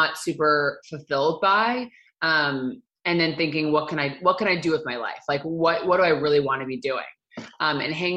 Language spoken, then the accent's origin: English; United States; moved away as an adult; also born or lived in East Coast / upstate New York / New York City; now in Los Angeles, United States; I'm from Connecticut and New Jersey.